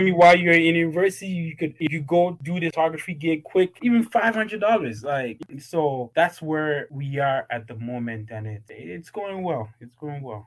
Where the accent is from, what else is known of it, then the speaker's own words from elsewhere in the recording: Toronto, Ontario, Canada; moved away as an adult; also born or lived in Ghana; I was raised in Toronto, Canada. Came here when I was about 10